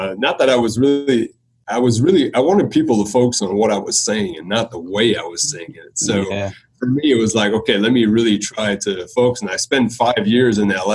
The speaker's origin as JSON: {"language": "English", "town": "Beloeil", "region": "Quebec", "country": "Canada", "also_born_or_lived": "Ottawa / Los Angeles / Cleveland", "accent": "French Canadian", "first_language": "French", "second_language": "English", "moved": "as an adult", "lives_now": "Atlanta, United States", "said": "I'm from Belleuil, Quebec. Belleuil is a small town about 20 minutes on the south shore of Montreal. And I'm a French Canadian, a proud French Canadian"}